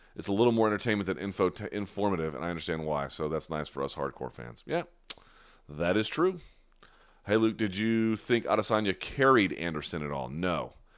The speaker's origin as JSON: {"language": "English", "town": "New Delhi", "region": "Delhi", "country": "India", "tie": "born or raised there", "said": "I was born in India. I was born in New Delhi."}